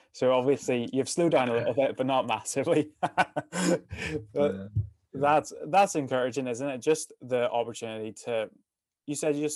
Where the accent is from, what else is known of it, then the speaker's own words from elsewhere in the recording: Northern Ireland, United Kingdom; moved away as an adult; Thought I would go there for a year, go back to Northern Ireland